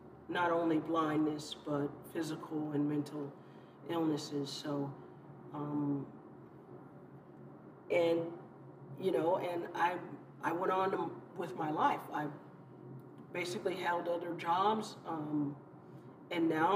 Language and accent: English; California, United States; also born or lived in Chicago, Illinois; when I moved to California as a child growing up, it was the best thing to happen to me. I was born in Chicago, Illinois